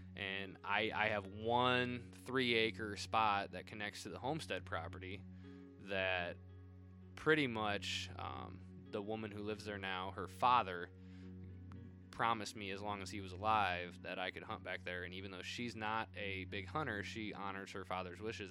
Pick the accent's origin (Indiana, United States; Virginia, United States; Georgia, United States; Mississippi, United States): Indiana, United States; Northern; also born or lived in South Bend, Indiana; being a Northern Indiana native, living in South Bend for a time.